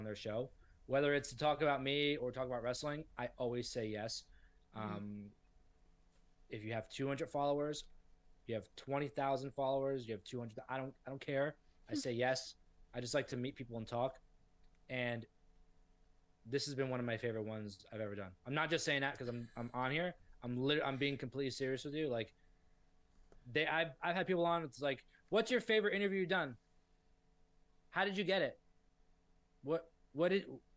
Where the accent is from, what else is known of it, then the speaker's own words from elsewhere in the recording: South Florida, United States; I'm from South Florida, so we have things like Flanagan's there